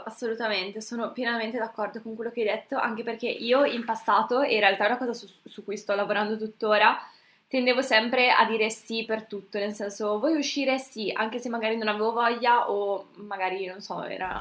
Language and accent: Italian; Brescia, Lombardy, Italy; Io sono di Brescia